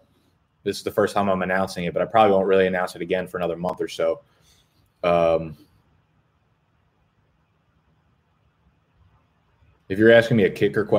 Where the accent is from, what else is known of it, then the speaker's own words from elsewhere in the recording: New Jersey, United States; moved away as an adult; also born or lived in Brooklyn, New York; now in New York, United States; I was born in Brooklyn, moved to Jersey when I was very, very young. I spent most of my life in New Jersey